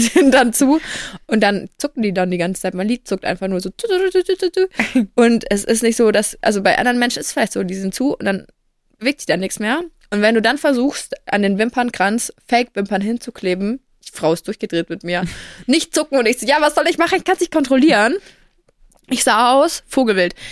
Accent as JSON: {"language": "German", "area": "Franconia", "region": "Bavaria", "country": "Germany", "said": "bei uns in Franken"}